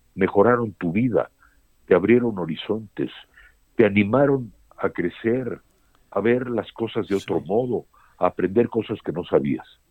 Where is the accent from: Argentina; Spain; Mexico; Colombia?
Mexico; Yo no me considero más mexicano que, que un mexicano de 10 generaciones, pero tan mexicano como cualquiera.